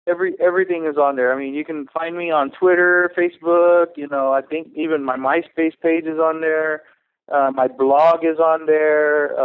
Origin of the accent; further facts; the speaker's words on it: San Antonio, Texas, United States; moved away as an adult; now in Denver, United States; I'm originally from Texas, San Antonio, Texas